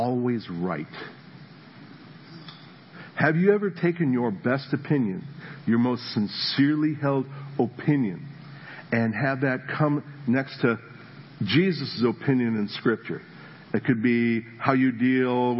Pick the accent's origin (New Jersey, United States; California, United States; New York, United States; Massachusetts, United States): New Jersey, United States; moved away; I was from New Jersey. We're living in New Jersey